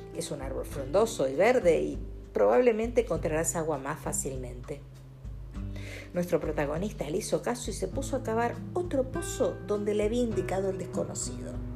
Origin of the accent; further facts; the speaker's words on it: Argentina; Los argentinos estamos